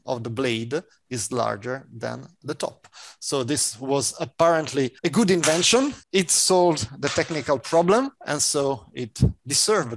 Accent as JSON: {"language": "English", "country": "Italy"}